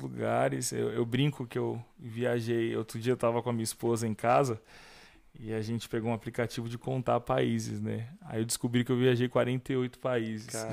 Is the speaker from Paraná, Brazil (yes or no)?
yes; Curitiba, Paraná, Brazil; eu sou de Curitiba, da Igreja Batista de Bom Retiro, em Curitiba